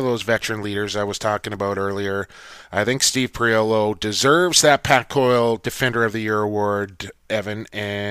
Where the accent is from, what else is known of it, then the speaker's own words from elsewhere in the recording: Coquitlam, British Columbia, Canada; Coquitlam, BC native, my hometown